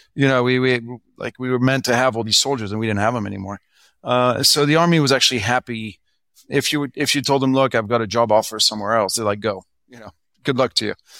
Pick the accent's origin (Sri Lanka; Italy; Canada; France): France; English is a second language; moved away as an adult; also born or lived in United States; now in Hong Kong; I was born in France. Both my parents are French.